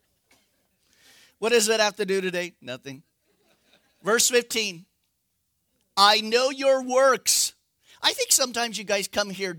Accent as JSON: {"language": "English", "region": "Northern California", "country": "United States", "said": "I'm from California."}